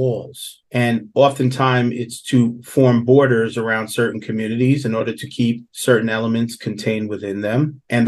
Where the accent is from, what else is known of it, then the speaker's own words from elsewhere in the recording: New York City, New York, United States; I grew up in Southeast Queens.